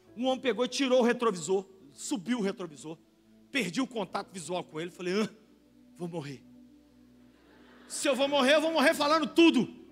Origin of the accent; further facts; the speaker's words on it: Brazil; a gente é brasileiro